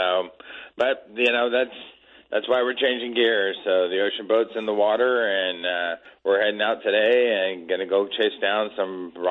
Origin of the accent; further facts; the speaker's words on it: Petaluma, California, United States; it was just like growing up in Petaluma, same weather, same stuff